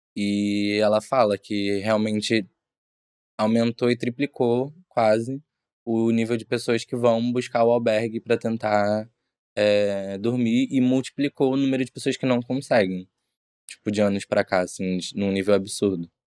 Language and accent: Portuguese; Brazil; moved away as an adult; now in Portugal; eu, enquanto brasileiro